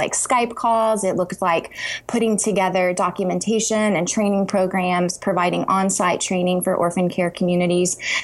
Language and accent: English; Texas, United States; moved away as an adult; also born or lived in Kentucky; I grew up in Texas and went to grad school in Kentucky